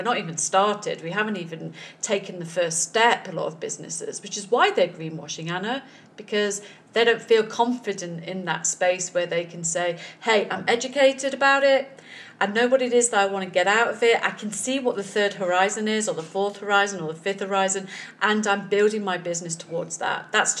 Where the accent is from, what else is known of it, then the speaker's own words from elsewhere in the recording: East Midlands, United Kingdom; I come from Sherwood Forest, so trees are very important to me.